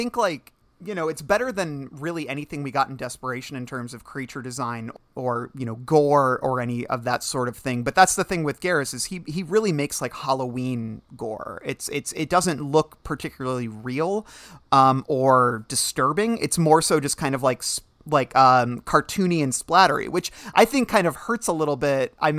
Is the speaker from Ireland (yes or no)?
yes; Ireland; I'm Irish. You don't know what happens to us when we get wet.